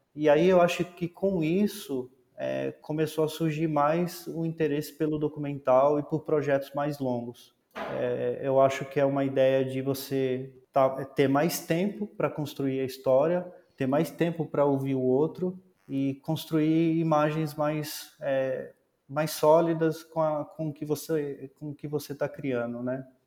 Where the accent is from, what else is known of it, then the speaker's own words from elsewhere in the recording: Planaltina, Federal District, Brazil; eu sou nascido em Brasília, nasci é, numa cidade chamada Planaltina DF